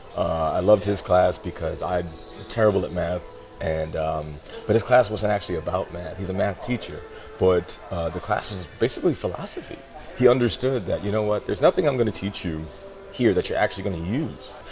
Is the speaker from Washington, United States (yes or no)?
yes; Seattle, Washington, United States; I was born in West Seattle, uh, across the bridge. Not a bad neighborhood at all. Pretty nice.